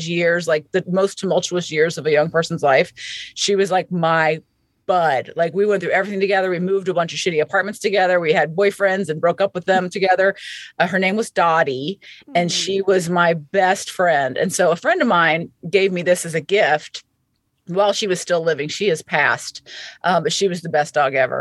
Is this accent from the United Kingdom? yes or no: no; Lilburn, Georgia, United States; I'm from Atlanta. Like I grew up in a place called Lilburn, which is a suburb of Atlanta